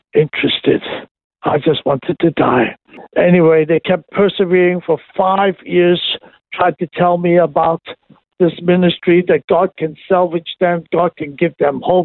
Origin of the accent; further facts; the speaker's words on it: Hong Kong; I was born and raised in Hong Kong